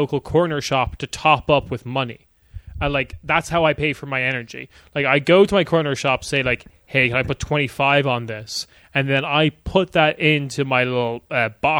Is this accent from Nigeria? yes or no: no; Ireland; now in Berlin, Germany; I am Irish